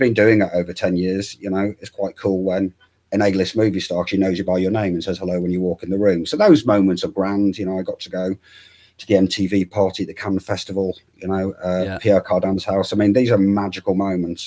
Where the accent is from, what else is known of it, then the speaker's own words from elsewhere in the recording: Hull, Yorkshire and the Humber, United Kingdom; I'm from Hull. There's not a whole lot of media activity going on.